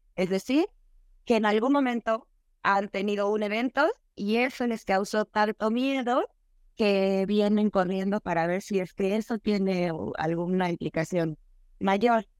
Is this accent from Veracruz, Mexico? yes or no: yes; Veracruz, Mexico; soy mexicana, nací en Veracruz.